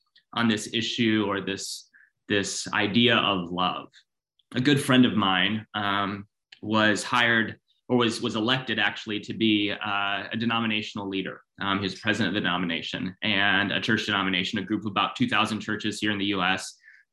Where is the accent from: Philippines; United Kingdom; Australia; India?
Philippines; I grew up in the Philippines.